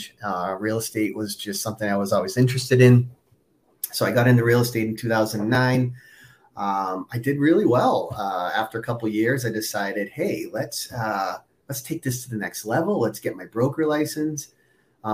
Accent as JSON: {"language": "English", "town": "Boston", "region": "Massachusetts", "country": "United States", "moved": "as an adult", "lives_now": "Minneapolis, United States", "said": "I'm actually originally from the East Coast. I'm in the Boston area. I currently live in Minnesota, though, in Minneapolis."}